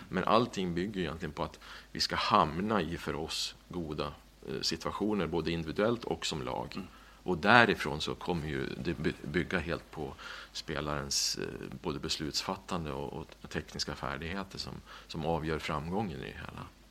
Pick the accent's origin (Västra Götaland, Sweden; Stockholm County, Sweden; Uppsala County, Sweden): Uppsala County, Sweden; Skutskär; När jag växte upp i Skutskär